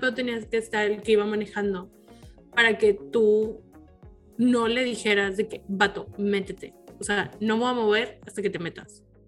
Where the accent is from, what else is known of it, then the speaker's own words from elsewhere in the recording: Mexico; somos de México